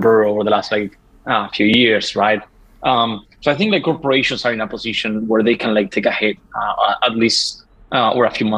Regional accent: Uruguay; I'm from Uruguay, right? So like a small country in South America

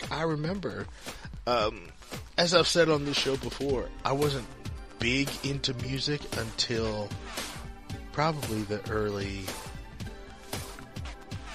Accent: St. Louis, Missouri, United States; the black station that we grew up with in St. Louis.

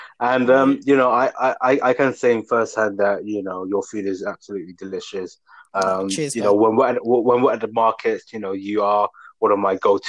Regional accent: London, United Kingdom; I grew up in East London in Leighton, and there's a huge Pakistani community there, and I had a lot of Pakistani friends.

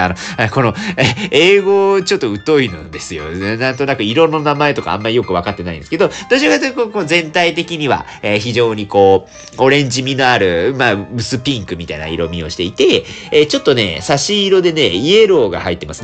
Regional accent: Sasebo, Nagasaki, Japan; now in Fukuoka, Japan; 長崎出身でございまして、私も佐世保市というところでね、生まれ育ちまして

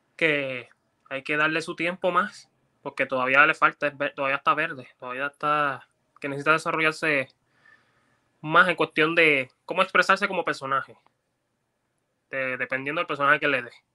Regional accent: Puerto Rico; nosotros los puertorriqueños

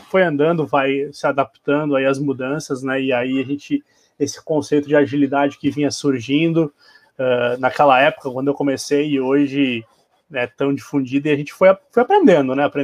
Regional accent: Porto Alegre, Rio Grande do Sul, Brazil; sou oriundo dos Pampas, né, sou, sou gaúcho, sou de, aqui de Porto Alegre

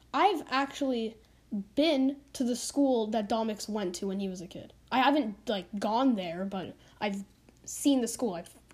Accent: Canada; I live in Canada

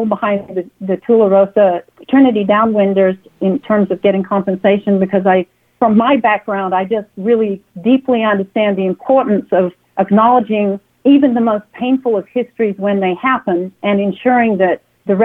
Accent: Perth, Western Australia, Australia; moved away as an adult; now in United States; I am from Perth, Western Australia. I was born in Perth, Western Australia.

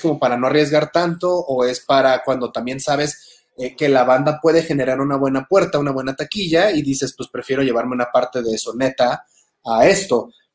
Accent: Tijuana, Baja California, Mexico; now in Mexico City, Mexico; fue en mi tierra, fue en Tijuana, antes de que yo siquiera me mudara a Ciudad de México

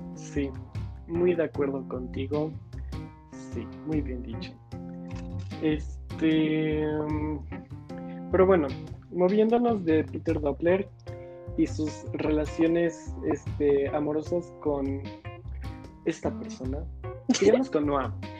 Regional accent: Mexico; nosotros somos mexicanos

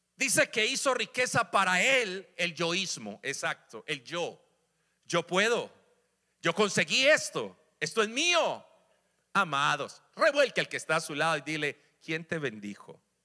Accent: Colombia; moved away; en mi país, Colombia

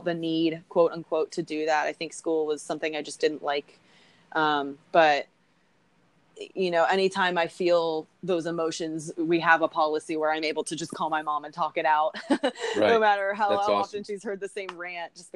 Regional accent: Texas, United States; I'm from Texas. My family hunts.

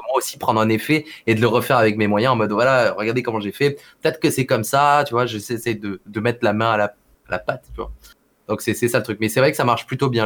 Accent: Perpignan, Occitania, France; also born or lived in Montpellier; je suis de Perpignan, tu vois, tout le monde joue au rugby, au foot, tu vois, genre voilà, très sportif comme région

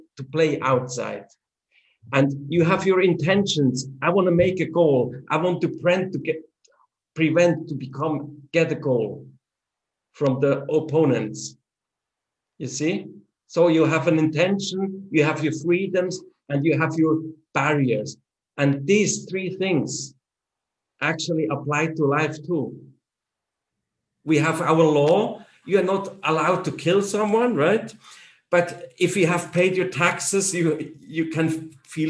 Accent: Switzerland; English is a second language; even within our country, we have three main languages. That's German, French, and Italian.

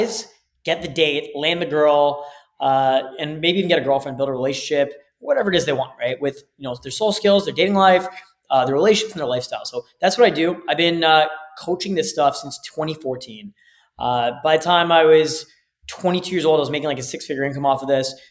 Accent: Canada; also born or lived in Toronto / Mexico; I'm Canadian

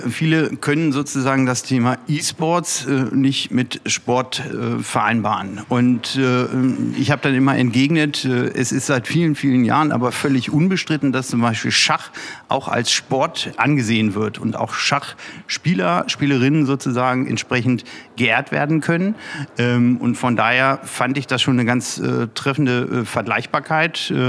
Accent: Peine, Lower Saxony, Germany; ist auch ein wichtiges Zeichen hier aus meiner Heimatstadt, aus äh, ja. unserer schönen Stadt Peine

